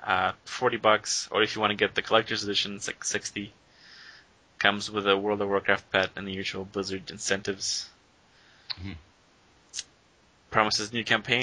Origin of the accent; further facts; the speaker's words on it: Russia; I'm from Europe